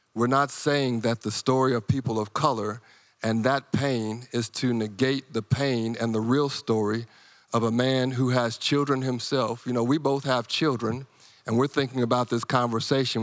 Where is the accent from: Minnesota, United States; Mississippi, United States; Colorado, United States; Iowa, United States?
Iowa, United States; moved away; growing up in Iowa